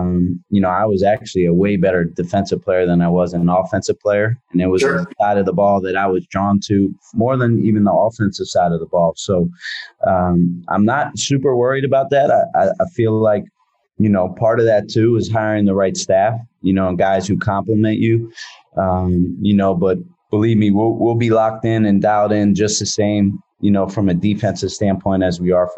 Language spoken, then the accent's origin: English; Philadelphia, Pennsylvania, United States; now in San Francisco, United States; growing up in Philadelphia, I appreciate and love everything about being in a metropolitan area.